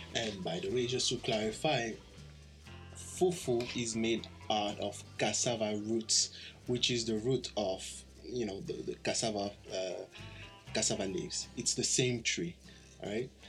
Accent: DR Congo; moved away; I'm originally from the Democratic Republic of Congo

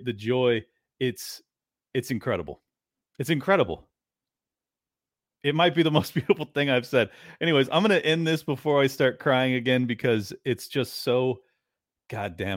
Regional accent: United States; I'm such an American.

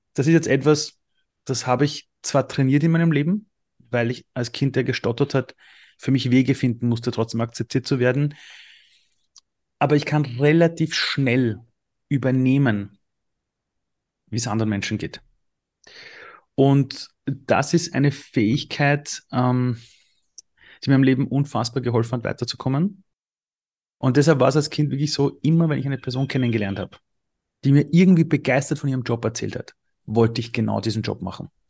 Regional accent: Austria; also born or lived in Iran; ich bin im Flüchtlingsheim aufgewachsen, es hätte richtig schief gehen können. Gott sei Dank sind wir nach Österreich geflohen

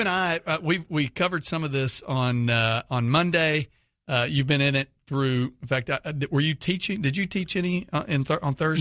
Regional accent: Houston, Texas, United States; living in Houston

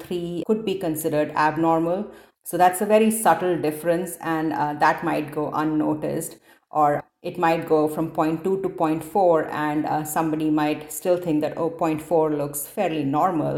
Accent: India; born or raised there; moved away as an adult; also born or lived in Detroit / Cincinnati; now in Seattle, United States

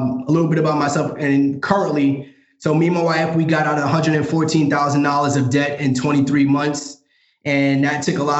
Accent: New York City, New York, United States; moved away as an adult; now in Dallas, United States; currently living in Dallas, Texas, born and raised in Brooklyn, New York

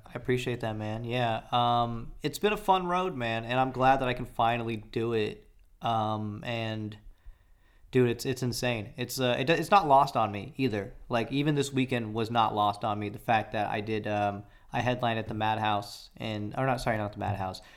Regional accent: Atlanta, Georgia, United States; moved away; I grew up in Atlanta, so I was embedded in that culture.

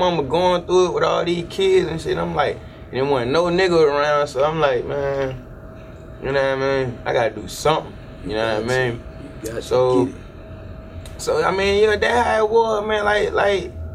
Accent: Decatur, United States; I'm from Decatur

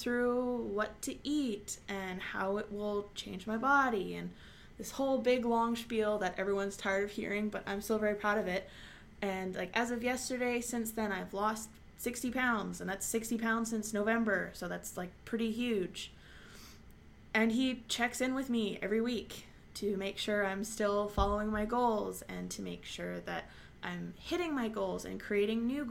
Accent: Montreal, Quebec, Canada; born or raised there

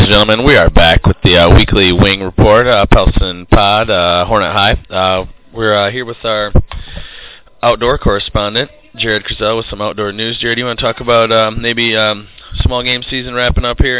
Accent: Baldwin, Michigan, United States; I grew up in Baldwin, Michigan.

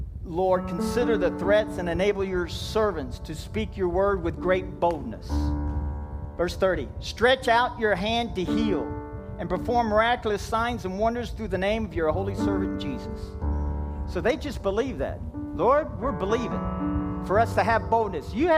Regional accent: Kentucky, United States; I'm from Kentucky

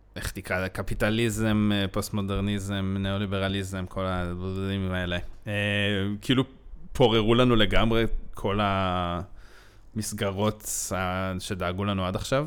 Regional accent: Israel; אני ישראלי

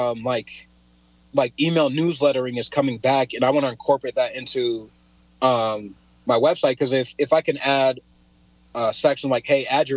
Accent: Cedar Falls, Iowa, United States; also born or lived in Pocatello, Idaho; moved to Iowa when I was around 2, I believe, been living here ever since

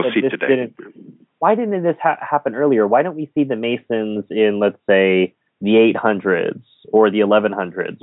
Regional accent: United States; Being an American

